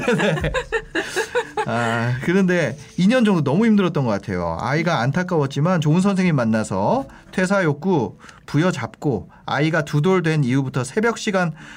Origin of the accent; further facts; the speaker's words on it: Gangneung, Gangwon, South Korea; moved away; 저는 사실 고향이 강릉이라서